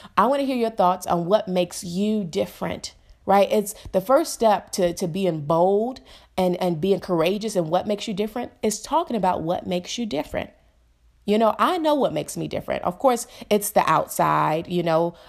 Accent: Chicago, Illinois, United States; I'm from Chicago

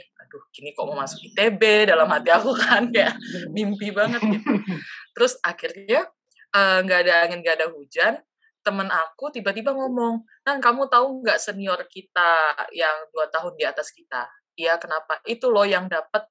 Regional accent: Samarinda, East Kalimantan, Indonesia; moved away as an adult; now in Samara, Russia; Aku dari Samarinda, Kalimantan Timur. Jadi aku orang Banjar.

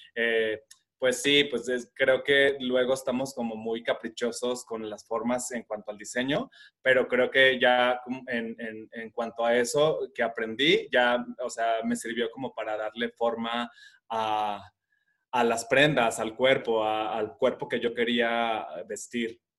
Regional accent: Guadalajara, Jalisco, Mexico; vivo en la ciudad de Guadalajara, radico aquí, toda la vida he estado aquí

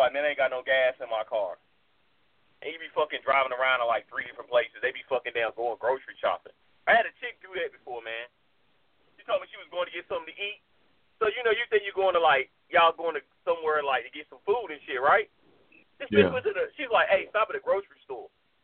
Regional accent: North Carolina, United States; Yo, man, I'm from North Carolina, man.

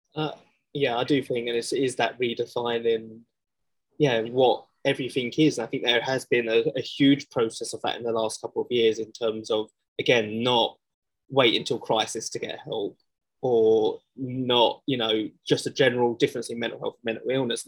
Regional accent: London, United Kingdom; I come from Southeast London, um, which is just a very man's man's type world

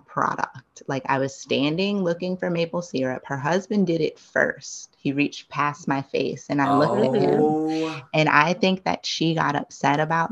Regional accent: East Coast, United States; now in Los Angeles, United States; I'm from the East Coast

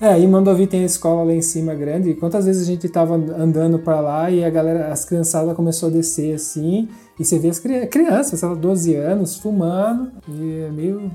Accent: Brazil; moved away

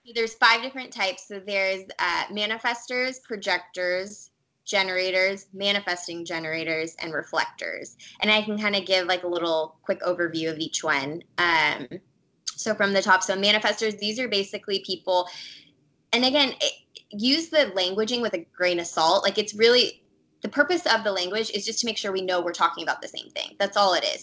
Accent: Orange County, California, United States; I grew up in Orange County, California

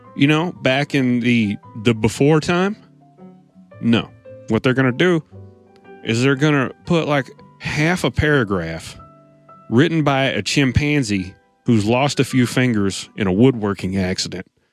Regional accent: United States; I'm an American

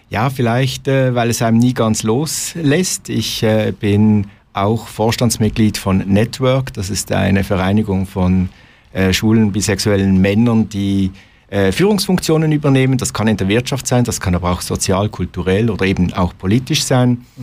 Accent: Basel, Basel-Stadt, Switzerland; Also er, und äh, ich bin in Basel aufgewachsen, äh, lebe schon seit ziemlich langer Zeit mit meinem Mann zusammen

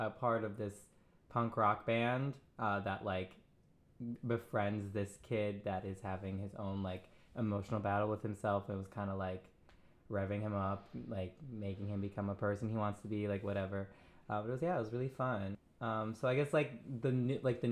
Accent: Midwest, United States; moved away as an adult; now in New York, United States; I'm originally from the Midwest. I moved here in, like, 2015.

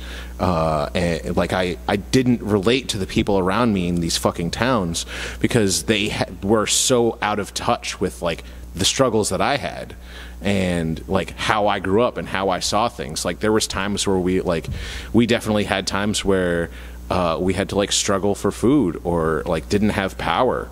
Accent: Mattapoisett, Massachusetts, United States; I grew up in Mattapoisett, which is, like, a rich white town for the most part

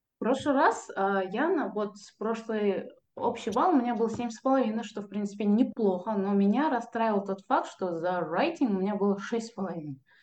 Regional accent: Kazakhstan; я typical казах кельн, невестка

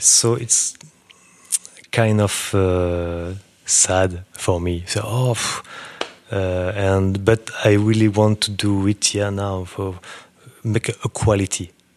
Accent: Burgundy, Bourgogne-Franche-Comté, France; English is a second language; moved away as an adult; also born or lived in New York; now in Paris, France; I come from Burgundy

